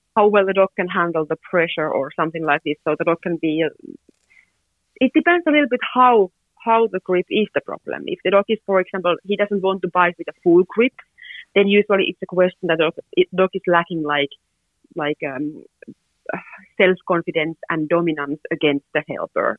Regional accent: Finland; I'm from Finland.

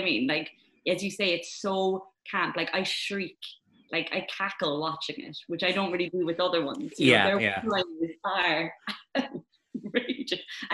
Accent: Ireland; moved away as an adult; now in London, United Kingdom; as an Irish woman, right, who, when I first moved out of Ireland

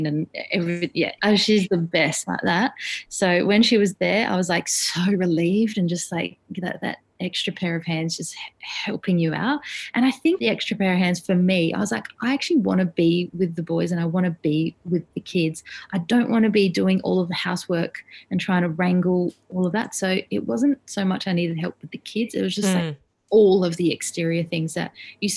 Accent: Adelaide, South Australia, Australia; now in Sydney, Australia; we don't have any family here in Sydney. We're from Adelaide

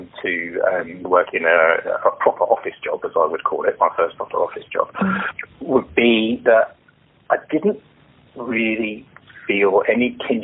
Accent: London, United Kingdom; I was born and bred here, in London, in the UK, and I am British, and fully British

